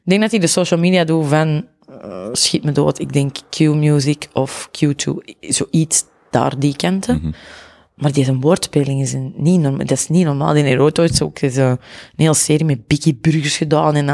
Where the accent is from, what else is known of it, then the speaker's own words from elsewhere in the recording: Antwerp, Belgium; Dat komt sowieso deels door mijn accent. Dat is gewoon zo. Antwerpenaren komen heel arrogant over.